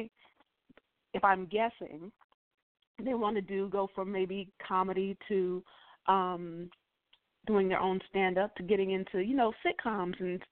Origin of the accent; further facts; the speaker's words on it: Texas, United States; moved away as an adult; also born or lived in Oklahoma / New York; growing up in Texas and being in Oklahoma